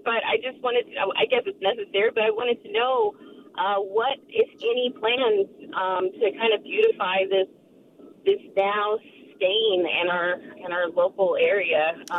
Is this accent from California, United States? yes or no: yes; East Bay, California, United States; And I grew up in the East Bay, and Hilltop Mall was our mall